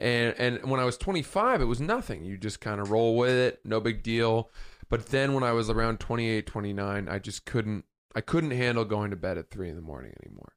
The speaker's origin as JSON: {"language": "English", "region": "Maine", "country": "United States", "said": "I'm from Maine"}